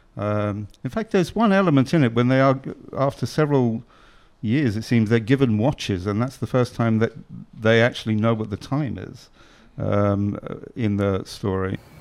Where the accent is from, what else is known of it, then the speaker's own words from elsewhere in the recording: Ireland; I'm Irish